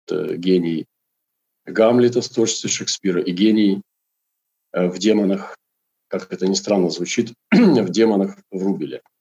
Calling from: Krasnoyarsk, Krasnoyarsk Krai, Russia; транслирую сейчас я из Красноярска.

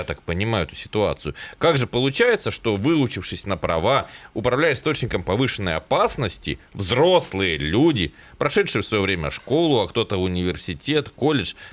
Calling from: Tolmachevo, Novosibirsk Oblast, Russia; Я из Толмачева, а в администрацию АБИ позвонил

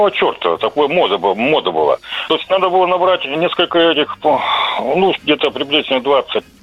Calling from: Krasnoyarsk, Krasnoyarsk Krai, Russia

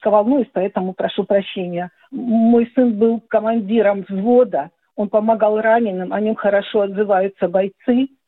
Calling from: Donetsk, Donetsk Oblast, Ukraine; я из Донецка.

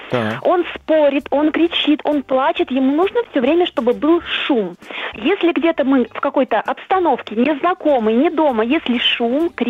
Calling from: Moscow, Russia; я из Москвы, мне 39 лет.

